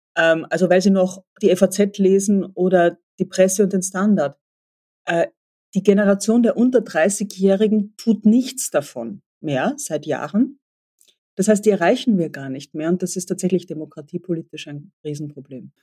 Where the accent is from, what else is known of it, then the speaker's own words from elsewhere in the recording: Austria; mir als Österreicherin